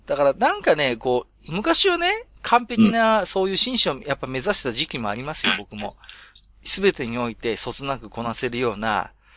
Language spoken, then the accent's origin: Japanese; Tohoku, Japan; 私も東北の人間なんで